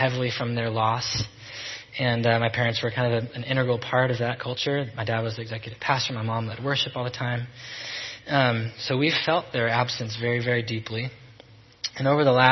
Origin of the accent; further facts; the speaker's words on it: Salem, Oregon, United States; born and raised in Salem